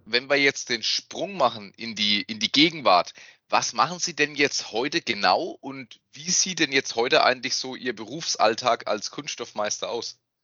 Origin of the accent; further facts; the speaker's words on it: Wertheim, Baden-Württemberg, Germany; ich komme aus Wertheim. Ich bin auch da geboren und ich wohne